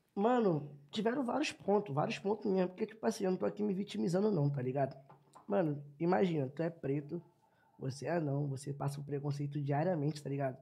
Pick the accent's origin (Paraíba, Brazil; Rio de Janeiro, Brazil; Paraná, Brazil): Rio de Janeiro, Brazil; also born or lived in Piedade, Rio de Janeiro; Sou nascido no Complexo do Lins mas quando eu tinha 9 anos de idade, Deus abençoou e me deu a oportunidade de morar no asfalto